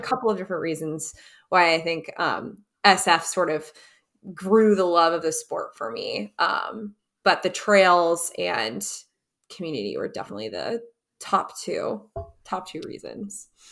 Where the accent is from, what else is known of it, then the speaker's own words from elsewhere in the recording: Wisconsin, United States; we grew up skiing together in Wisconsin